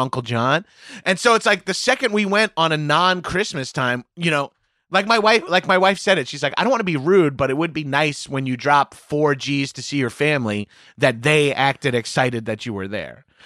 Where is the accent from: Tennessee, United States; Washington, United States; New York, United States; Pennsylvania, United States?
New York, United States; Long Island; moved away as an adult; also born or lived in Brooklyn; now in New York City, United States; my desire to get out of my hometown, uh, even though I only moved forty minute, forty-five minutes